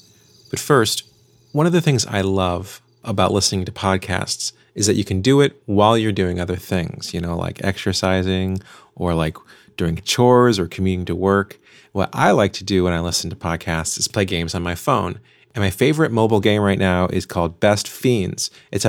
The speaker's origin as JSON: {"language": "English", "region": "Illinois", "country": "United States", "tie": "born or raised there", "said": "I was traveling to and from New York to my hometown in Illinois."}